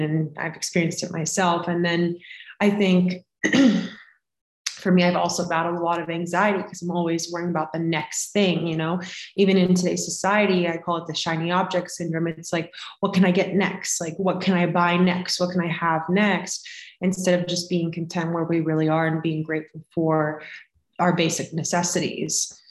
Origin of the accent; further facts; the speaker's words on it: Florida, United States; now in Colorado, United States; I live in Colorado currently. I'm originally from Florida